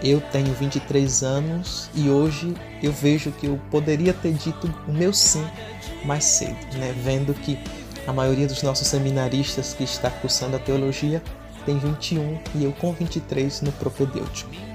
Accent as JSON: {"language": "Portuguese", "town": "Ipirá", "region": "Bahia", "country": "Brazil", "tie": "born or raised there", "said": "Sou natural de Pirá"}